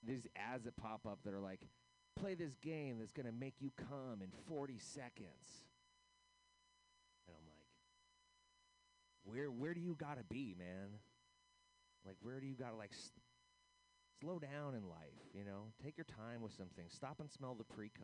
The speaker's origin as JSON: {"language": "English", "country": "United States", "said": "as an American"}